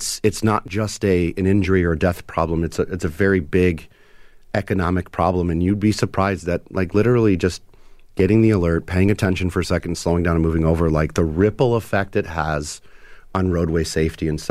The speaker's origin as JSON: {"language": "English", "country": "United States", "said": "being an American"}